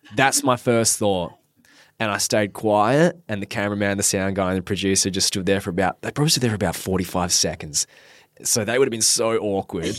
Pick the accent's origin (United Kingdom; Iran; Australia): Australia; Perth, Western Australia; born and raised in Perth, Western Australia. Lived here my whole life